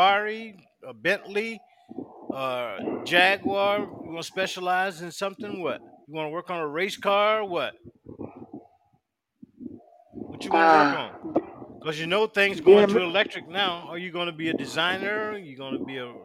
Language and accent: English; South Carolina, United States; now in Virginia, United States; they make them in my hometown, South Carolina